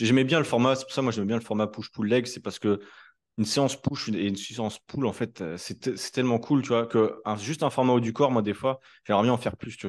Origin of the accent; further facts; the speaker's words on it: France; Nous, en tant que Français